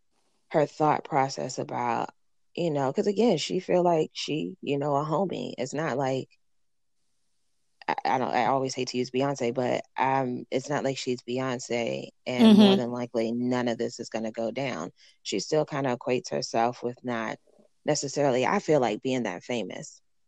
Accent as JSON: {"language": "English", "town": "Houston", "region": "Texas", "country": "United States", "said": "I'm from Houston, Texas."}